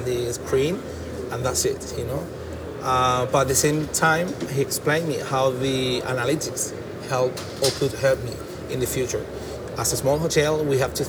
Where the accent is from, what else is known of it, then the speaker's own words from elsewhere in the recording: Jerez de la Frontera, Andalusia, Spain; English is a second language; moved away as an adult; I'm from Jerez, I've been away for 10 years, and back in my hometown